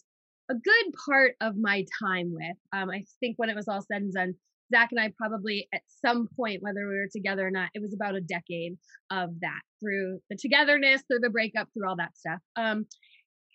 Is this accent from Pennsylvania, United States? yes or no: no; New York City, New York, United States; moved away as an adult; now in Haleiwa, United States; I'm like a New Yorker. I spent most of my life in New York City